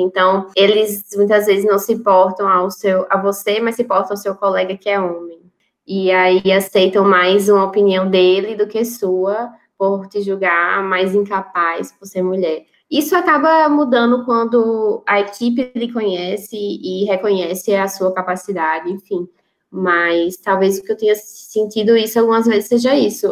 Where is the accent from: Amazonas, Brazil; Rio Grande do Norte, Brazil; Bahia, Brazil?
Rio Grande do Norte, Brazil; Natal; moved away; eu não tenho medo de voltar para a minha cidade, para o meu estado